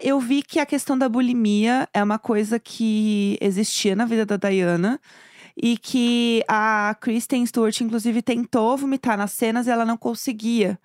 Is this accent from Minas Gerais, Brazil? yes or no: no; São Paulo, Brazil; A gente é de São Paulo